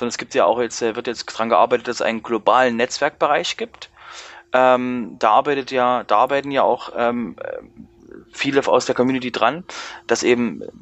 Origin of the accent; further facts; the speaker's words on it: Zwickau, Saxony, Germany; born there; Robert Schumann ja aus Zwickau, also sehr lange in Zwickau gelebt hat, meine, meine Geburtsstadt